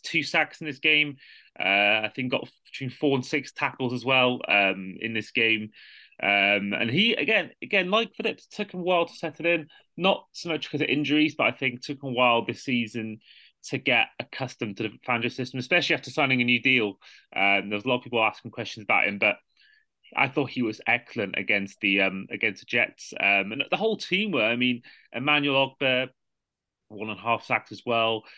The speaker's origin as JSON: {"language": "English", "area": "Welsh", "region": "Wales", "country": "United Kingdom", "said": "a Welsh football fan"}